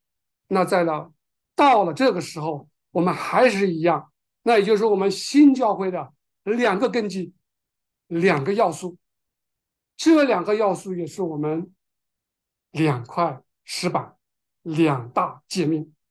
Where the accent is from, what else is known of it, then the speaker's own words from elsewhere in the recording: China; 我们中国人知道，当我们有有人去世的时候，披麻戴孝，对吧？